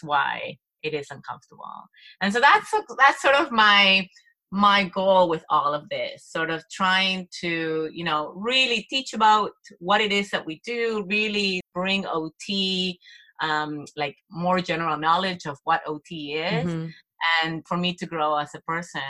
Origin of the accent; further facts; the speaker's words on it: Argentina; moved away; I'm from Latin America. I'm from Argentina.